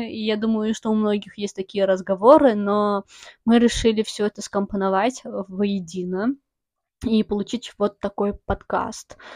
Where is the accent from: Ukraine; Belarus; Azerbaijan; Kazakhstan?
Azerbaijan; now in Russia; я родилась в Азербайджане. А, в осознанном возрасте там росла и переехала сюда, и 50 на 50, получается, половину своей жизни я жила в Азербайджане, половину своей жизни я жила в России, и я не считаю себя а, стопроцентно азербайджанкой, стопроцентно русской